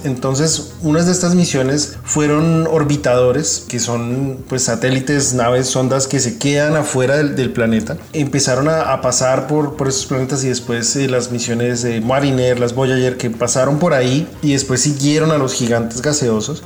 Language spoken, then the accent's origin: Spanish; Colombia; moved away as an adult; now in Indiana, United States; fui el primer colombiano en participar en una misión análoga